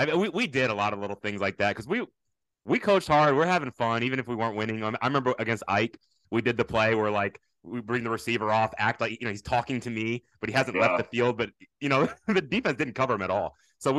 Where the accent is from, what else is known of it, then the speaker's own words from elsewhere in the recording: Sugar Land, Texas, United States; also born or lived in Houston Heights, Houston; now in Houston, United States; I'm from Sugar Land. All of us suburban people, we say we're from Houston.